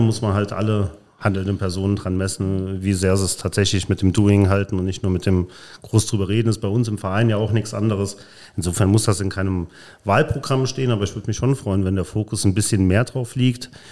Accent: Polch, Rhineland-Palatinate, Germany; also born or lived in Neuwied / Nauort; now in Koblenz, Germany; Neuwied geboren, in äh, Nauort gewohnt, in Polch groß geworden

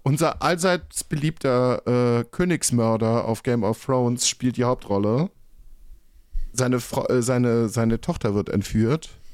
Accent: North Rhine-Westphalia, Germany; moved away as an adult; also born or lived in Berlin; Ich bin 30 Jahre in NRW äh, aufgewachsen.

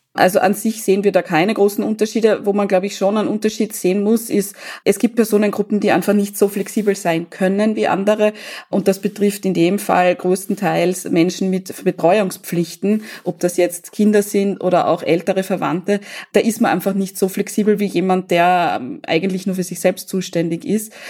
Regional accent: Austria; bei uns in Österreich

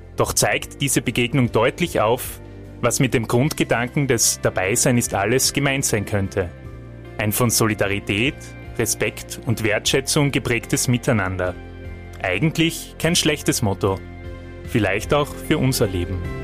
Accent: Austria; bei uns in Österreich

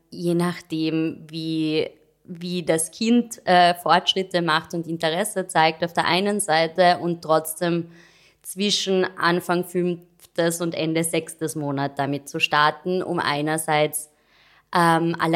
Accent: Carinthia, Austria; now in Vienna, Austria; Kärntnerin. Ich weiß nicht, ob man es noch hört.

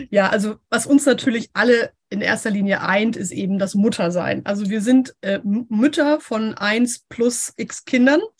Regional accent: Hamburg, Germany; Ich komme hier aus Hamburg. Ich bin ein richtiges Nordlicht.

